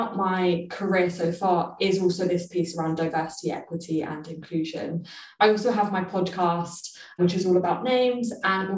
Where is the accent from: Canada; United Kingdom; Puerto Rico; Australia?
United Kingdom; London; me growing up in London